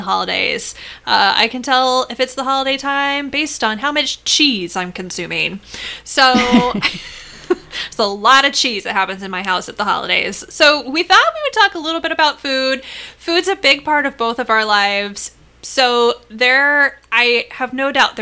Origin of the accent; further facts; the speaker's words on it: Midwest, United States; I know we both grew up in the Midwest